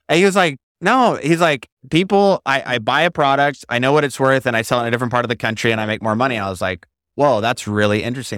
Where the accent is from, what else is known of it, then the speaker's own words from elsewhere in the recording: Marcy, Idaho, United States; moved away as an adult; also born or lived in Maui, Hawaii; Yeah, I grew up in Idaho on a farm in Marcy, Idaho, near the Snake River.